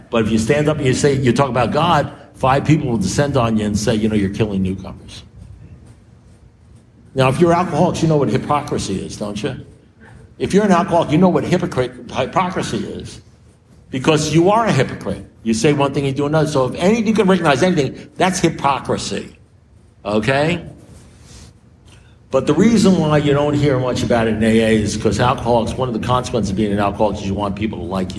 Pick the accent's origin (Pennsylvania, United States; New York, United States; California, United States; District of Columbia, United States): New York, United States; I'm a New Yorker